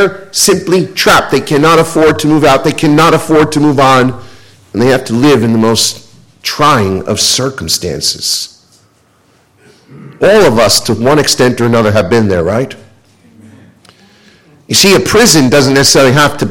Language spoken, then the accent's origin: English; United States; being an American